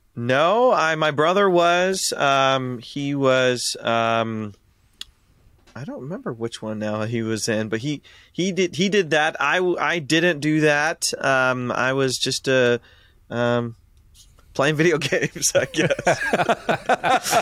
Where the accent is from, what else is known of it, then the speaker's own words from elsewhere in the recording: Ashland, Ohio, United States; born and raised in Ashland, Ohio